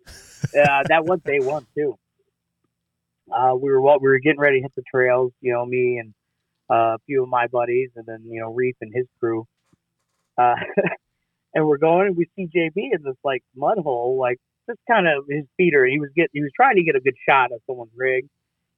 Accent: Midwest, United States; we're from the Midwest.

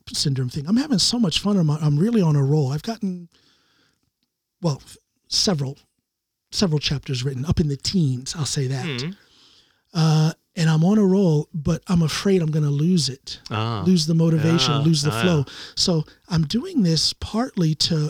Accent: Ohio, United States; also born or lived in Chicago; now in Drammen, Norway; I'm from Ohio, moving to Chicago was a bigger culture shock

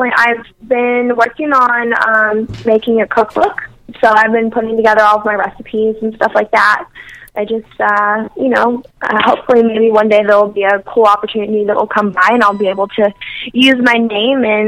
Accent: Cordova, Tennessee, United States; moved away; I grew up in Cordova

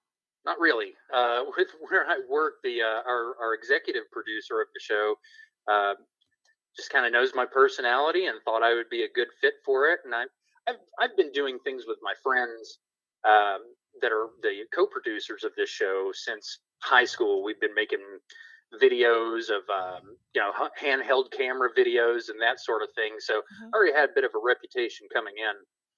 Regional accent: Tupelo, Mississippi, United States; born there; also born or lived in Tennessee / North Carolina / South Carolina; Well, I was born in Tupelo, Mississippi, birthplace of Elvis.

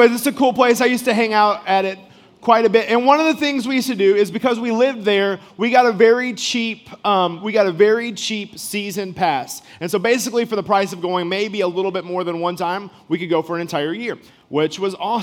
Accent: Rockwall, Texas, United States; moved away; I am actually from Texas originally.

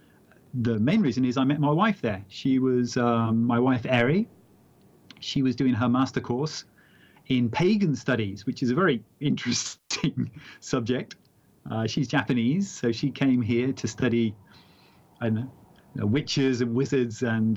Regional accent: Exeter, South West England, United Kingdom; moved away; also born or lived in Wyoming, United States / Los Angeles, United States; came back to England

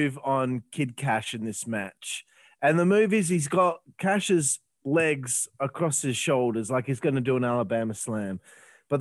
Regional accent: Australia; I'm from Australia

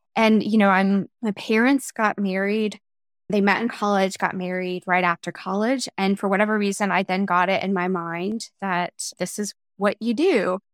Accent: North Carolina, United States; moved away as an adult; also born or lived in Chicago / Germany / Atlanta; I was born and raised in North Carolina

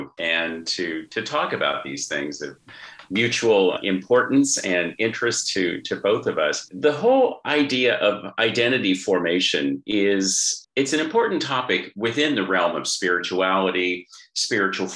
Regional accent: Southern California, United States; now in Australia; I live in Australia, but I'm from Southern California

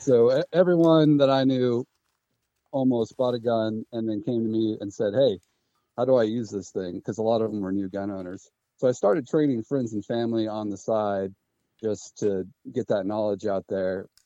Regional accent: Washington, United States; moved away as an adult; also born or lived in North Carolina; I'm originally from Washington State. I grew up here

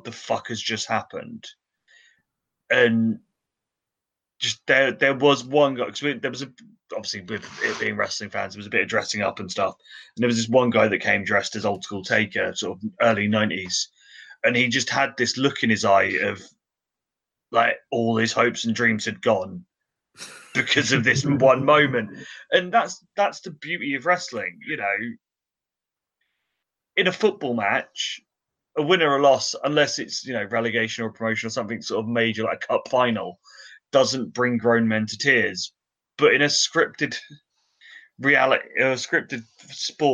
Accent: England, United Kingdom; being English

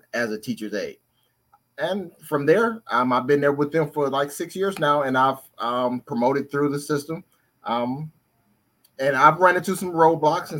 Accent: Detroit, Michigan, United States; also born or lived in Cleveland, Ohio / San Diego; now in San Francisco Bay Area, United States; I was born in Cleveland, Ohio, but I was raised in Detroit, Michigan

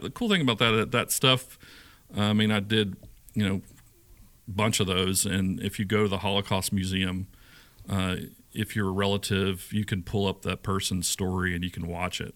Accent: Shreveport, Louisiana, United States; moved away as an adult; also born or lived in Sedalia, Missouri / Warrensburg, Missouri; now in Nashville, United States; growing up in Shreveport

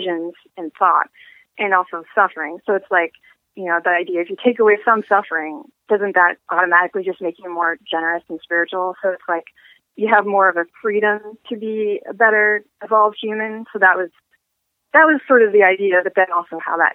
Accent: Pacific Northwest, United States; moved away; I'm originally from the Pacific Northwest

